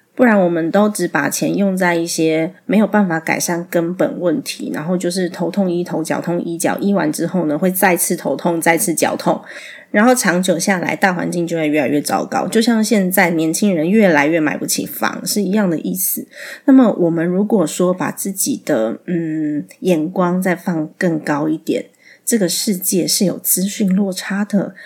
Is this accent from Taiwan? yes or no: yes; Taiwan; 我在台湾长大，在台湾有我生活的一切